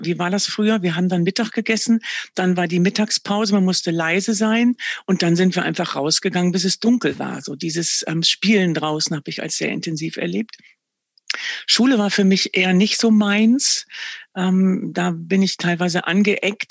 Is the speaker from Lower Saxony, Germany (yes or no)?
yes; Verden, Lower Saxony, Germany; Ich bin im Norden groß geworden. Ich empfinde mich auch wirklich als Nordlicht